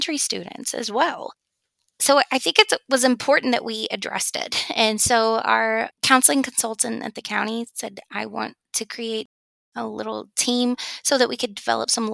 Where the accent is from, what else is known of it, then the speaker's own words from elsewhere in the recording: Georgia, United States; my home state in the Atlanta